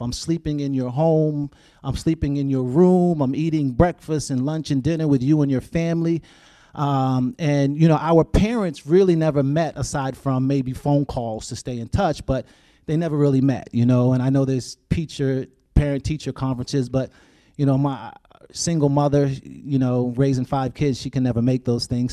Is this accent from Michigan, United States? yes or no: no; Boston, Massachusetts, United States; growing up in Boston, uh, Massachusetts